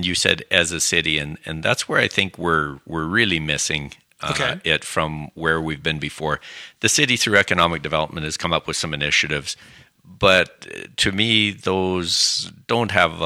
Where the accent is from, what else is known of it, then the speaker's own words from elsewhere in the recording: Saskatchewan, Canada; now in Calgary, Canada; growing up in Saskatchewan